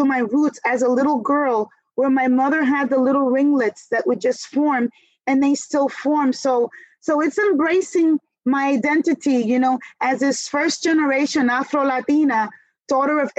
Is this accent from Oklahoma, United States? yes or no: no; New York City, New York, United States; growing up in New York City